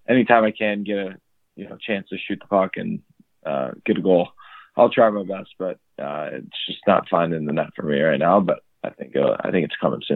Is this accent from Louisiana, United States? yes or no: no; Washington Township, Michigan, United States; I'm from Washington Township, Michigan. It's about an hour north of Detroit.